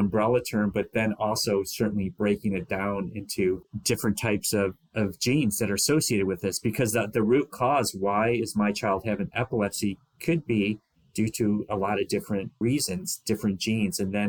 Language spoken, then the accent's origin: English; Michigan, United States; my home state of Michigan